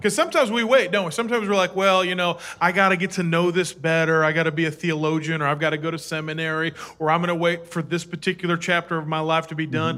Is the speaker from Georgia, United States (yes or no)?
no; Minnesota, United States; I was born in Minnesota.